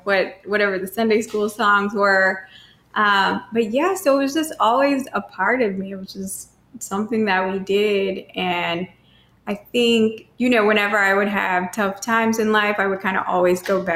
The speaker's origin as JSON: {"language": "English", "town": "Cape Girardeau", "region": "Missouri", "country": "United States", "moved": "yes", "lives_now": "St. Louis, United States", "said": "I'm originally from Cape Girardeau, Missouri, which is 2 hours south"}